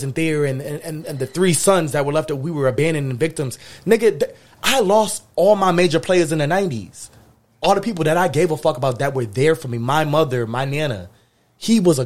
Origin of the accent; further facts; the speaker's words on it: Springfield, Massachusetts, United States; my hometown, Springfield.